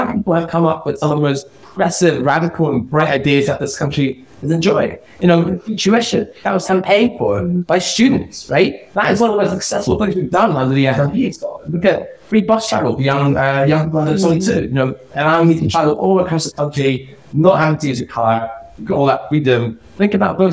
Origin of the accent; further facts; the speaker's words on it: Edinburgh, Scotland, United Kingdom; I grew up on one in South Edinburgh